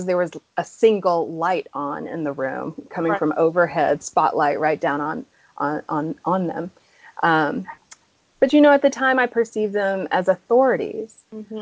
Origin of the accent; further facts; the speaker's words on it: Atlanta, Georgia, United States; moved away as an adult; also born or lived in Boston; I grew up in the suburbs of Atlanta, so I'm also from the South